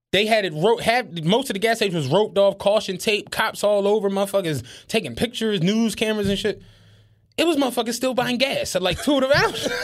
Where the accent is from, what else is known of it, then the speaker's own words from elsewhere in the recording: Philadelphia, Pennsylvania, United States; we grew up in Penrose. Penrose was a relatively decent place